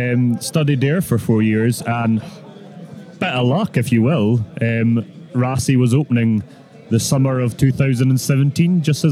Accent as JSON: {"language": "English", "region": "Scotland", "country": "United Kingdom", "said": "Yeah, just outside Edinburgh, actually."}